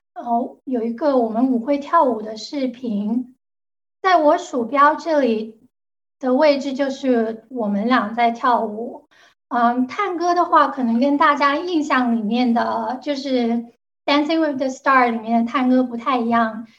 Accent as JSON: {"language": "Chinese", "town": "Guangzhou", "region": "Guangdong", "country": "China", "second_language": "Chinese", "moved": "as an adult", "lives_now": "United States", "said": "大家听得出来我是广州人，所以我的普通话讲得不好"}